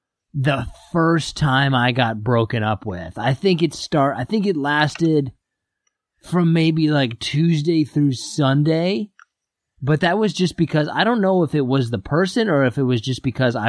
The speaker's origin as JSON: {"language": "English", "region": "Kansas", "country": "United States", "moved": "yes", "said": "I'm originally from Kansas"}